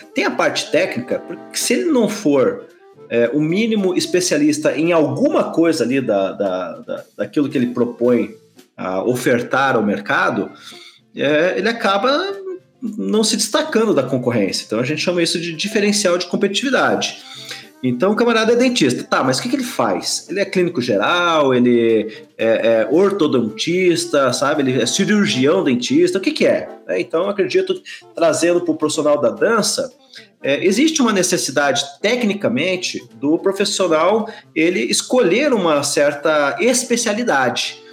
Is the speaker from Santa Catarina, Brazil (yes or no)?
no; Curitiba, Paraná, Brazil; also born or lived in Icaraíma, Paraná; Eu sou curitibano, sim, porque estou aqui há 42 anos. No entanto, eu nasci numa cidade chamada Icaraíma, que fica no Paraná, que faz divisa lá com Mato Grosso do Sul e Paraguai. Mas como eu vim muito cedo para Curitiba, me considero curitibano sim